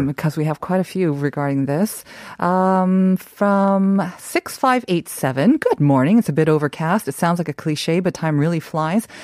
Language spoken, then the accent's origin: English; South Korea; moved away; the ones that I grew up with in Korea